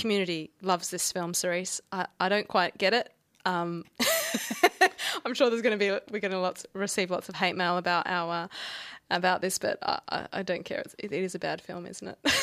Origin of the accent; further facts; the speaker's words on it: Australia; accent: Australian; my Australian accent